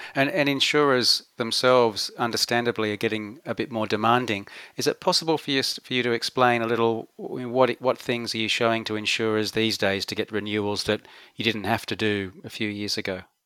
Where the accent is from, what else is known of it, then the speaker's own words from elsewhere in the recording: Australia; moved away as an adult; we've gone from being tough Aussie males